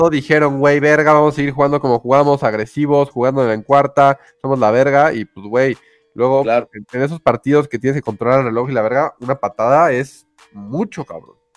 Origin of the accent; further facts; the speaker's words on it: Mexico; Somos mexicanos